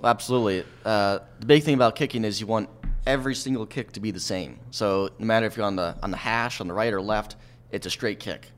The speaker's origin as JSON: {"language": "English", "town": "Lancaster", "region": "Pennsylvania", "country": "United States", "tie": "born or raised there", "moved": "as an adult", "lives_now": "Philadelphia, United States", "said": "my hometown area"}